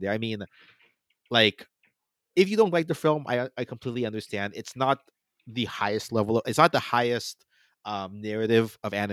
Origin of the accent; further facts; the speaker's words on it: United States; You know, obviously I'm Filipino American. I'm the son